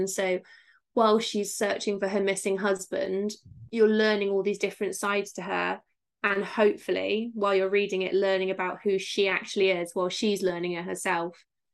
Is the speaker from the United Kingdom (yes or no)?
yes; Somerset, South West England, United Kingdom; accent: Somerset; I'm from Somerset, so they all talk like this.